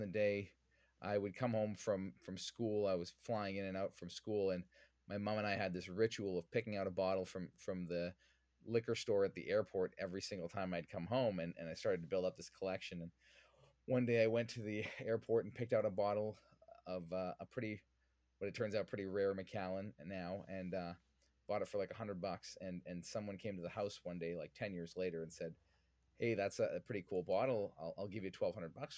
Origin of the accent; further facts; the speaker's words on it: Vancouver, British Columbia, Canada; I'm originally from Vancouver, born and raised